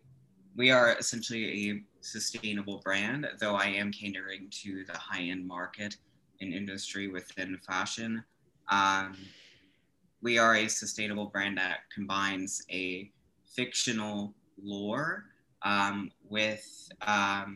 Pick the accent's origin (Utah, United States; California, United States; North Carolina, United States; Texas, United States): North Carolina, United States; Chapel Hill; also born or lived in Georgia; I was born in Chapel Hill, North Carolina, and I sort of came forward growing up in the good old South in North Carolina